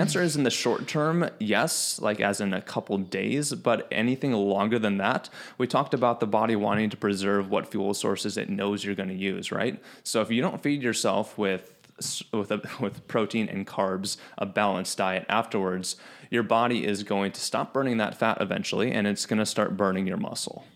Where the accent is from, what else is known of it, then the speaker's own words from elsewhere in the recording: Chicago, Illinois, United States; I grew up in Chicago